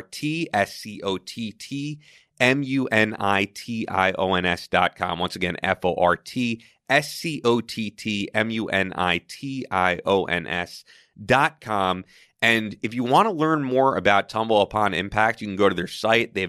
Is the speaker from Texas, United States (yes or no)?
no; Manhasset, New York, United States; I grew up in Manhasset